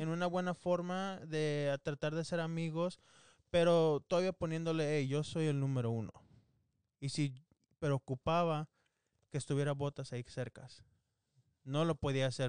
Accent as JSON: {"language": "Spanish", "country": "Mexico", "said": "Los dos somos mexicanos"}